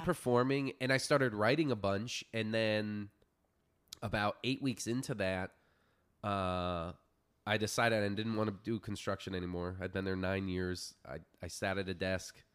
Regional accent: Florida Keys, United States; moved away; I grew up in the Florida Keys

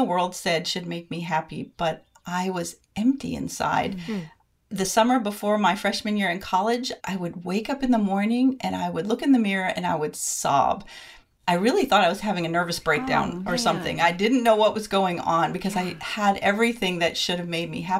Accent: Bristol, Rhode Island, United States; also born or lived in Columbia, South Carolina; now in Lexington, United States; I'm a Yankee transplant from Bristol, Rhode Island, now living outside of Columbia, South Carolina.

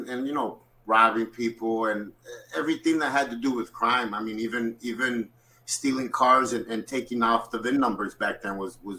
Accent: Chicago, Illinois, United States; I grew up on the south side of Chicago. I was born and raised in Chicago. I'd spent a lot of time in Mexico because my family was very, very, close to our roots. So every summer I got sent to Mexico.

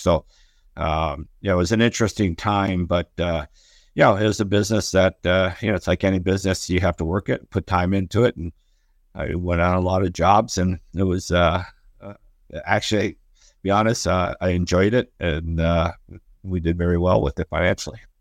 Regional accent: Detroit, Michigan, United States; moved away as an adult; also born or lived in Marquette, Michigan / Orlando / Atlanta; being a hometown Detroit kid

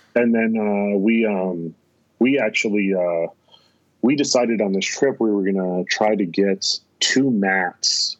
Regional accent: North Dakota, United States; we're from North Dakota, so our accents

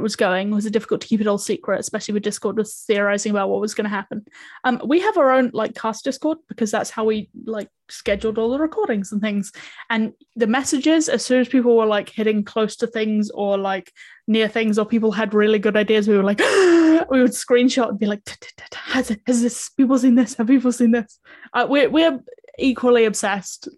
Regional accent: New Zealand; I come from New Zealand

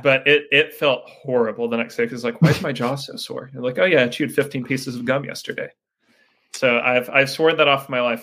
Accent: the South, United States; growing up in the South

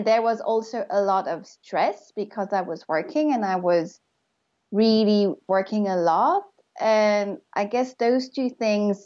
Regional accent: Mauritius; moved away; I moved to Mauritius, which is my home country, but I had been living abroad

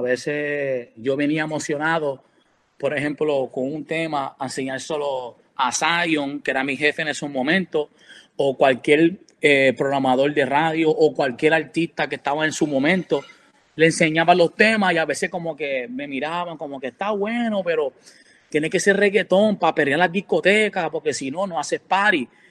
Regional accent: Puerto Rico; also born or lived in New York, United States; now in Orlando, United States; yo me crié en Puerto Rico eh, de los ocho años

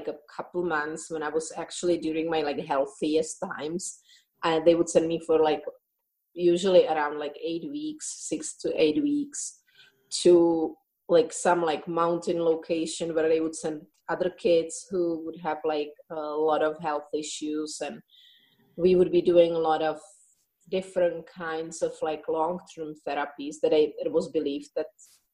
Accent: Czechia; English is a second language; moved away; I think you can hear in my accent that it's not originally English. So my childhood was in the Czech Republic, part of at that time Czechoslovakia

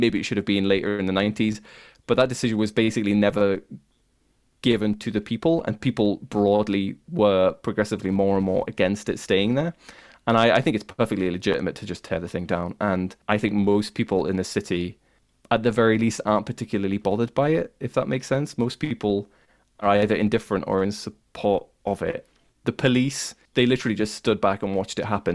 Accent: the north of England, United Kingdom; accent: very northern; I have a very northern accent. My accent is, like, the Starks from, uh, Game of Thrones

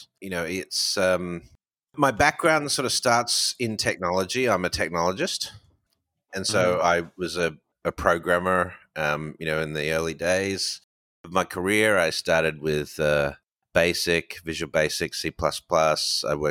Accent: Melbourne, Victoria, Australia; moved away as an adult; also born or lived in Hong Kong / Dubai; now in United States; I was born in Melbourne, Australia. I've lived 20 years offshore. So I spent, since 99, I left and went to Hong Kong, then spent six and a half years there

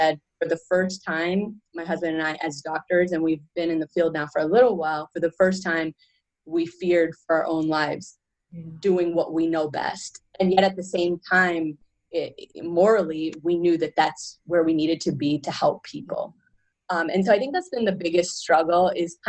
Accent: Canada; I come from Canada

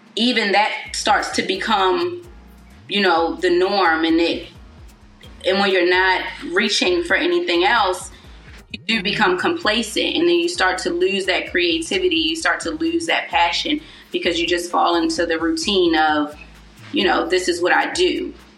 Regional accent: Baltimore, Maryland, United States; I'm from Baltimore City

